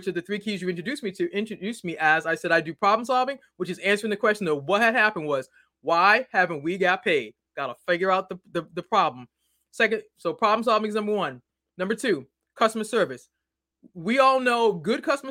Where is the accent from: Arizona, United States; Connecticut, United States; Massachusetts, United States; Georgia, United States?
Massachusetts, United States; Boston; now in Maryland, United States